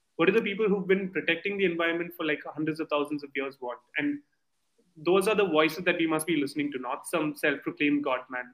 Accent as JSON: {"language": "English", "country": "India", "said": "I come from India"}